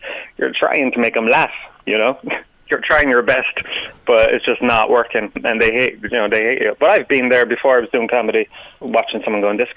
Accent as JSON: {"language": "English", "town": "Tralee", "region": "Munster", "country": "Ireland", "said": "I'm originally from Tralee."}